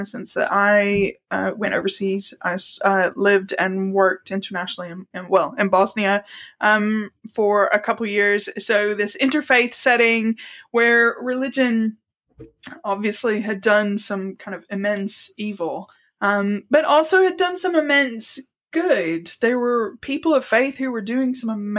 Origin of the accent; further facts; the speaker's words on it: the American South, United States; now in Salisbury, United Kingdom; I grew up, as you can probably tell from my accent, in the American South. My dad worked in construction, so we moved around a lot, but American South was consistent throughout that area, so Southeast.